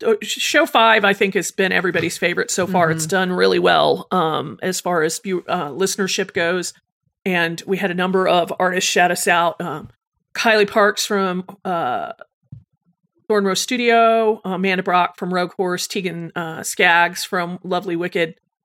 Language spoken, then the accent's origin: English; England, United Kingdom; I'm 16 years old and I'm from England.